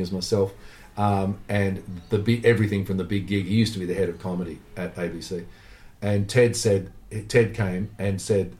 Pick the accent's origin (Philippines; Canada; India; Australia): Australia